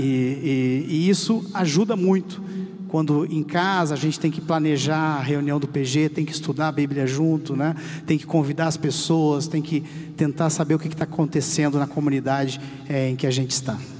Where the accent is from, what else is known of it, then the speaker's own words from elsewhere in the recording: South Region, Brazil; also born or lived in Chile / Argentina; now in São Paulo, Brazil; nós somos do Sul, então estamos longe da família há muito tempo